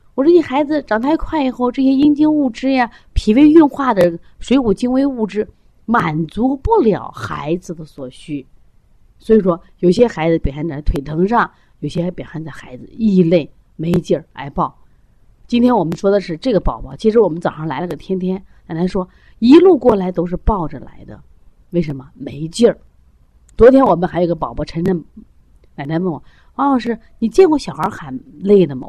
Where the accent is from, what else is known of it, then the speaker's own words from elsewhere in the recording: China; 我们中国人